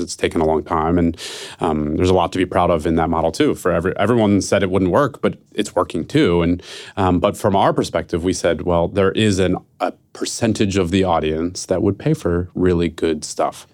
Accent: Philadelphia, Pennsylvania, United States; now in San Francisco, United States; I'm from Philadelphia, who, and I live in San Francisco.

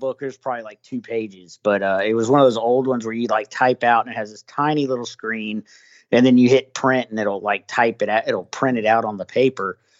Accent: the South, United States; I'm from the South

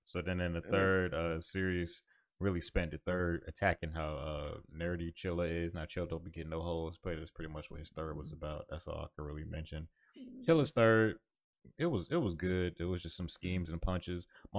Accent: New Jersey, United States; I'm from Jersey. This is what we call it.

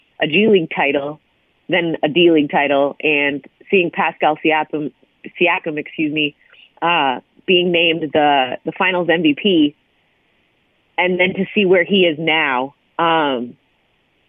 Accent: Hamilton, Ontario, Canada; my hometown, which is McMaster University

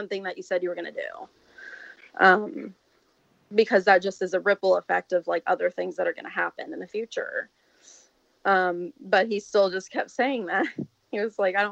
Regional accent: the South, United States; I'm from the South

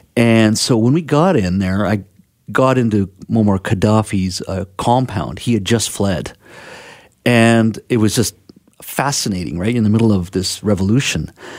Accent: Williams Lake, British Columbia, Canada; English is a second language; also born or lived in India; I grew up in Williams Lake in the interior. So I'm a Cariboo boy. I was born in India. And my dad had emigrated a few years prior, and mom and I came in 1972. So I was 2 years old. I grew up there. My whole childhood was there

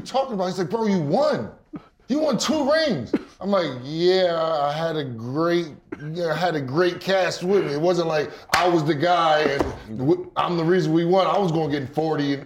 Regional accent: Millstone, New Jersey, United States; also born or lived in Lakewood, New Jersey; grew up in a spot called Millstone, New Jersey

